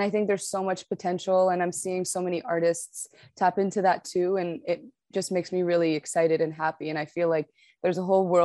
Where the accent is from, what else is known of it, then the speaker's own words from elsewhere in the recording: Canada; also born or lived in Morocco; Yeah, so I was born in Morocco, um, but I moved to Canada at a very young age. But nonetheless, I still grew up in a very Moroccan household because both my parents were Moroccan. And I spoke Arabic at home and French at home.